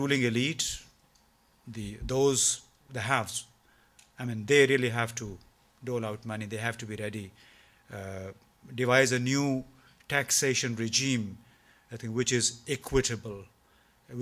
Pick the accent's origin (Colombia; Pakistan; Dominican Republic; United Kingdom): Pakistan; speaking here as a Pakistani